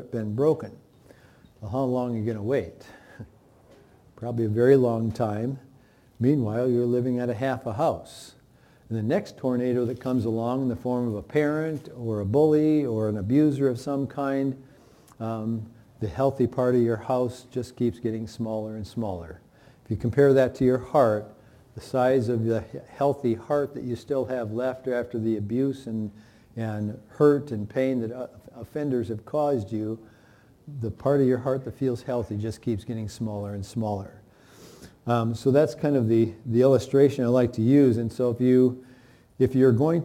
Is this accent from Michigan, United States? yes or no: yes; Michigan, United States; I grew up in Michigan where there were tornado seasons